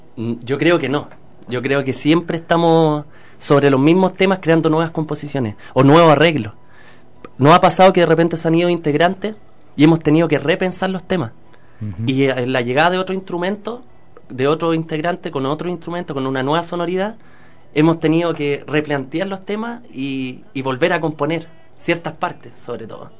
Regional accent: Santiago, Santiago Metropolitan Region, Chile; nosotros igual somos santiaguinos

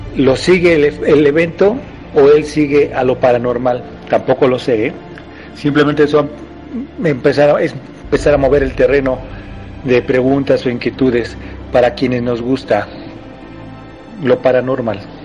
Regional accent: Mexico; nacionalidad mexicana

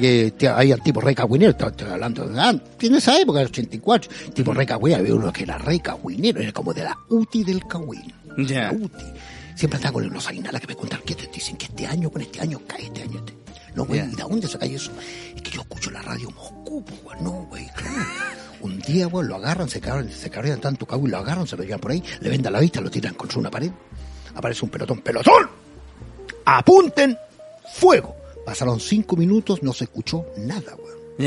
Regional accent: Chile

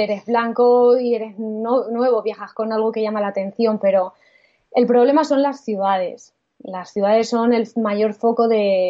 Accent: Spain; al ser españoles

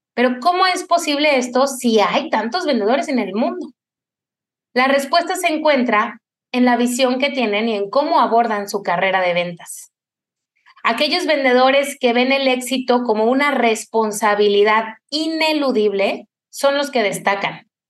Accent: Cuernavaca, Morelos, Mexico; En mi infancia en Cuernavaca, yo soy de allá

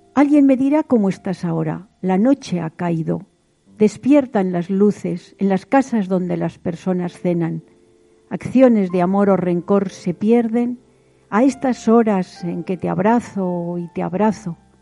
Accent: Vitoria-Gasteiz, Basque Country, Spain; Nací en Vitoria Gasteiz

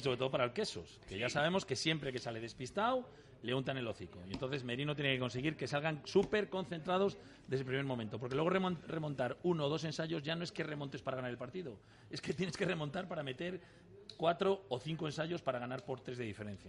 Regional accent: Valladolid, Castile and León, Spain; Yo soy vallisoletano.

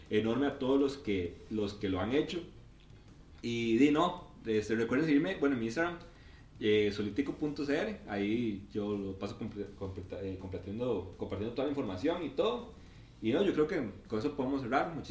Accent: Costa Rica; como buen tico

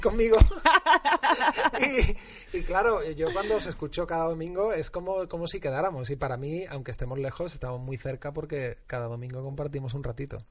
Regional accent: Utrera, Andalusia, Spain; moved away; cuando era eh, joven y vivía en mi pueblo, Nutrera

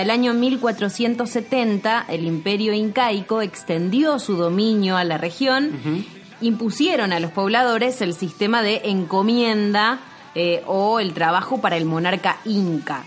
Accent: Argentina; nuestro país

